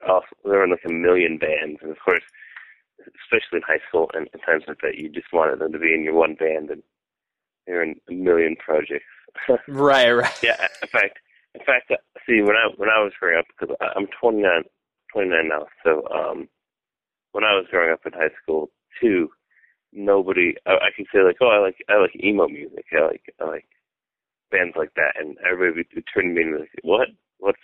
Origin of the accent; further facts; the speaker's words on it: Fenton, Michigan, United States; also born or lived in Southfield, Michigan; I was born in Southfield, Michigan, but I was raised in Fenton, Michigan, which is a relatively small town